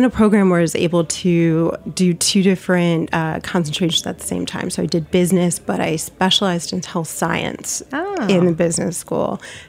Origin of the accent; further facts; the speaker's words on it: South Florida, United States; I grew up in South Florida.